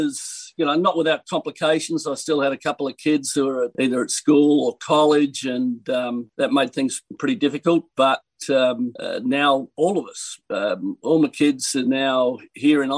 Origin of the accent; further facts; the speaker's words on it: Australia; moved away as an adult; now in United States; I take particular pride in being an Australian